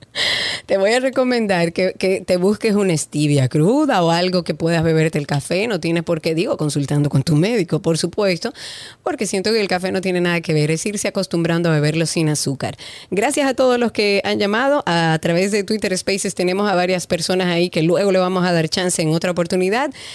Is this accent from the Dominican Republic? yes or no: yes; Dominican Republic